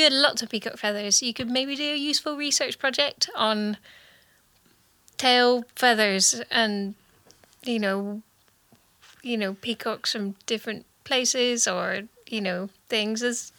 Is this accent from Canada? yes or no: no; Scotland, United Kingdom; accent: Scottish; I identify as Scottish.